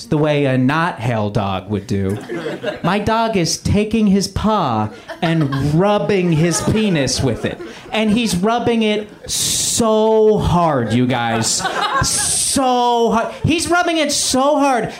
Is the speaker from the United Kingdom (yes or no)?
no; Canada; now in United States; I'm a Canadian immigrant.